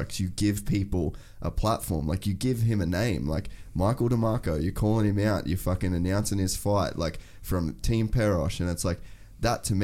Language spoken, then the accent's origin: English; Cairns, Queensland, Australia; moved away; growing up in Cairns